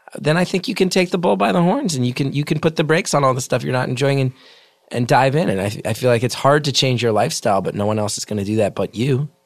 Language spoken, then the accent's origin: English; New Jersey, United States; I'm this guy from Jersey